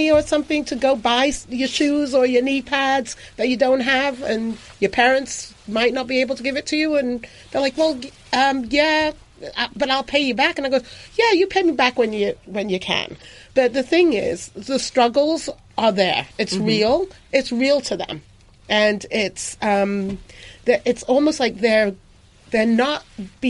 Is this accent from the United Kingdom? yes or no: yes; England, United Kingdom; moved away; when I was growing up, I grew up in England